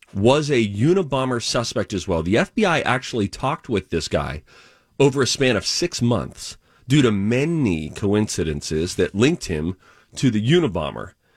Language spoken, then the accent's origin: English; Pittsburgh, Pennsylvania, United States; moved away; I grew up in Pittsburgh